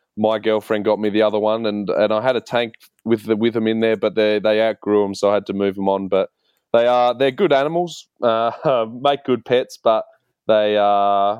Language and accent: English; Port Lincoln, South Australia, Australia; now in Adelaide, Australia; growing up in Port Lincoln